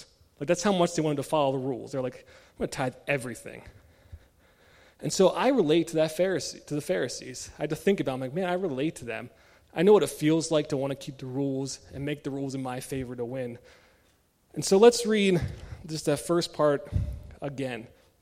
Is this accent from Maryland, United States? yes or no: yes; Maryland, United States; moved away; I was born and raised in Maryland, the state of Old Bay